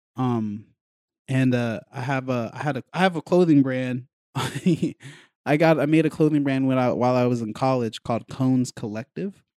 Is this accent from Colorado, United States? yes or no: yes; Colorado, United States; moved away; also born or lived in New York; I was raised in Colorado